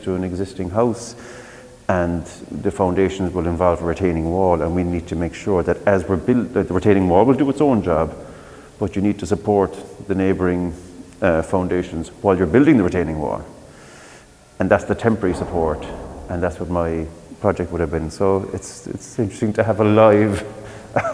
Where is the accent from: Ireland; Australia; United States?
Ireland; Midleton, Munster; I'm from Middleton originally